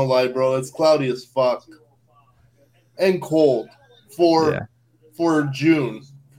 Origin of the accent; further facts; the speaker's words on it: Canada; I'm actually from Canada, bro. I'm actually in Canada right now.